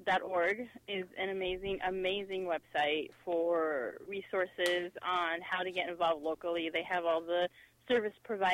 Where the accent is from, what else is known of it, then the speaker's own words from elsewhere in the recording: Phoenix, Arizona, United States; I'm a Phoenix native. I was born and raised in Phoenix, and this is my city.